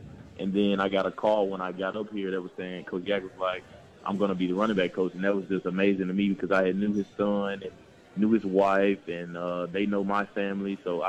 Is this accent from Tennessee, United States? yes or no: yes; Tennessee, United States; I wanted to play for my home state. I didn't want to leave. So I feel like a lot of guys in Memphis feel that way